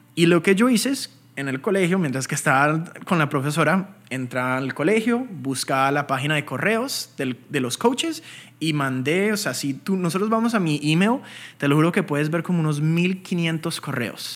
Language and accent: Spanish; United States; also born or lived in Bogotá, Colombia; a los tres años decidimos inmigrar aquí a Estados Unidos